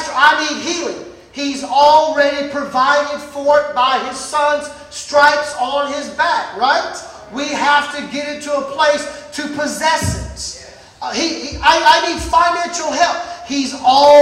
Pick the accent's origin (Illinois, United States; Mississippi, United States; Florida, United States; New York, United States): Mississippi, United States; Brookhaven; I was born and raised in Mississippi, Brookhaven, country boy.